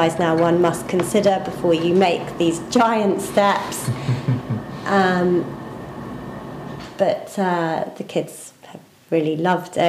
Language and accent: English; England, United Kingdom; moved away as an adult; also born or lived in London; now in Ireland; I'm English, and before I lived here, I lived in London for 11 years